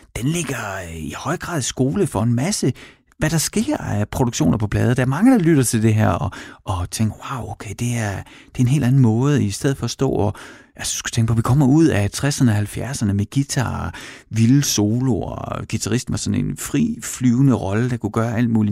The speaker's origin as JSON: {"language": "Danish", "town": "Horsens", "region": "Central Denmark Region", "country": "Denmark", "tie": "born or raised there", "said": "i Mimersgade i Horsens, hvor jeg voksede op med min mor og far"}